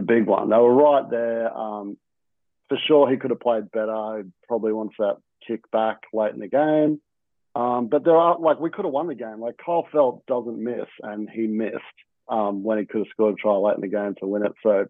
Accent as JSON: {"language": "English", "region": "Queensland", "country": "Australia", "said": "as a Queenslander"}